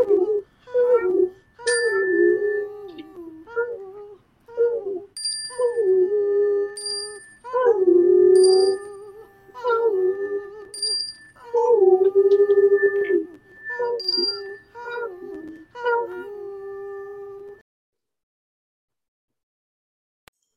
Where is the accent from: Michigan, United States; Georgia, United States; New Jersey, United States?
Michigan, United States; Detroit; now in San Diego County, United States; when I grew up in Detroit, Michigan with my grandmother